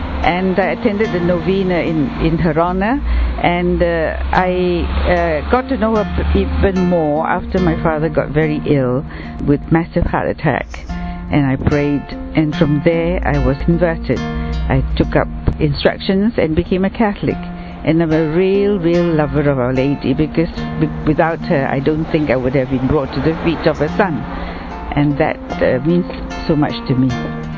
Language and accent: English; Singapore; I'm from Singapore. I was a non-Catholic. I attended a Catholic school